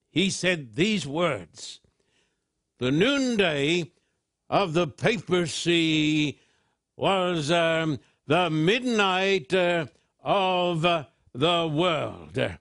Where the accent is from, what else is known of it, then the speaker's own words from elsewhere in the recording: Australia; when I was just a boy growing up in Australia